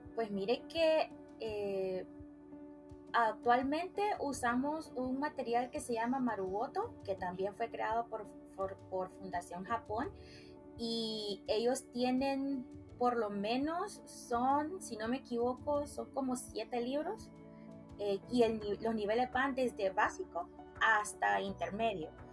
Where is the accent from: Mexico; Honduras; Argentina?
Honduras; Puerto Cortés, Cortés; now in San Pedro Sula, Honduras; yo nací en Puerto Cortés, Honduras, pero ya llevo aproximadamente 20 años de vivir eh, acá en San Pedro Sula